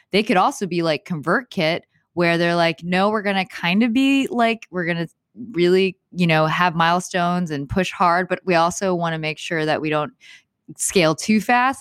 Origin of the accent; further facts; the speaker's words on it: Houston, Texas, United States; moved away as an adult; now in Los Angeles, United States; I am from Houston, Houston, Texas.